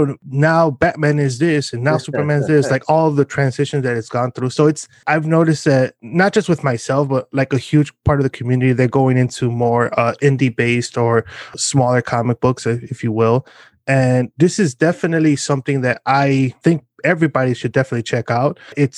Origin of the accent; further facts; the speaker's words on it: Mexico; accent: Mexican; I was like, oh, I blame my my Mexican accent, which is the reason why, but who am I kidding?